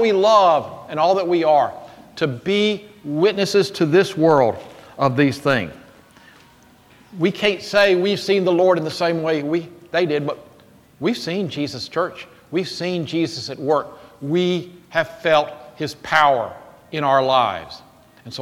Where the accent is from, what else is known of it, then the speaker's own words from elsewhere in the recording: Jackson, United States; I was growing up in Jackson